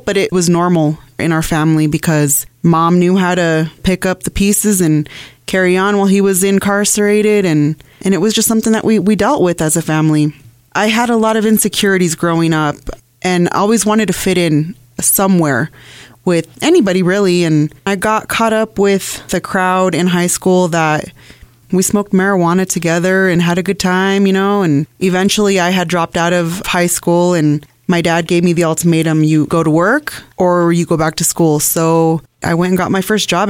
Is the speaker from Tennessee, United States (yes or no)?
no; Loveland, Colorado, United States; now in Brighton, United States; I am born and raised in Loveland, Colorado. I currently reside in Brighton with my husband and my two children.